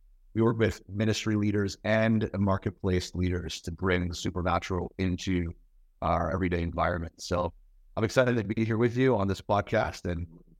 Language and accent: English; Ottawa, Ontario, Canada; I'm from the nation's capital, Canada, Ottawa, Ontario, Canada.